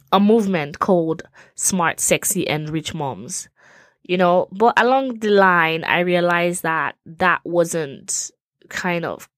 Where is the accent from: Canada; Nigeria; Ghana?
Nigeria; now in United States; I'm from Nigeria, but currently reside in the US with my family